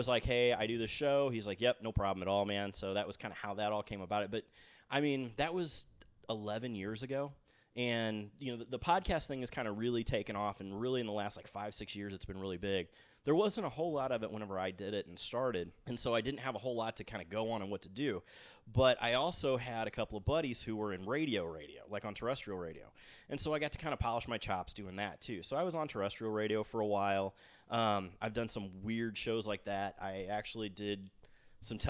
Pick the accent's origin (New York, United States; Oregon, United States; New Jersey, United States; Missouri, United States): Missouri, United States; St. Louis; in my hometown